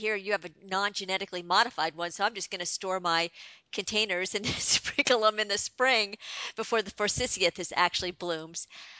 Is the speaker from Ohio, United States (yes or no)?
yes; Ohio, United States; moved away; you can't take the girl out of the Midwest. I don't know if many of my readers know that I'm actually originally from Ohio, so there was lots of cornfields there.